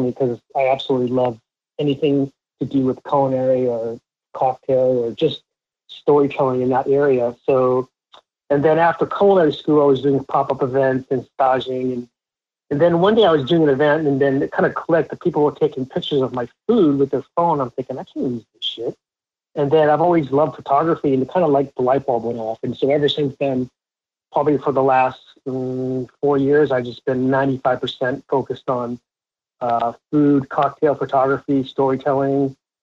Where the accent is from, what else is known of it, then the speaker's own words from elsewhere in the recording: Lowell, Massachusetts, United States; I grew up 20 minutes outside Boston, a little town called Lowell, Mass.